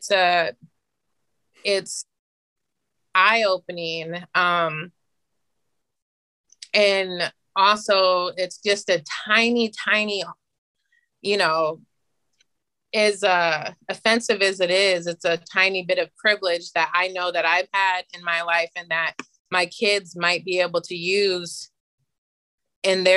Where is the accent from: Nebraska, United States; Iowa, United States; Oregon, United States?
Iowa, United States; Cedar Falls; being Black growing up in Cedar Falls